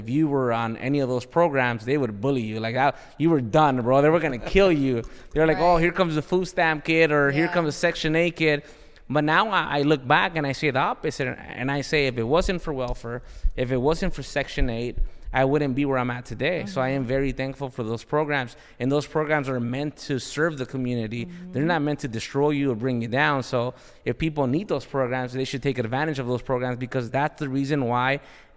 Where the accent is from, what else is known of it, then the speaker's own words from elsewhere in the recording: Los Angeles, California, United States; I'm from South Central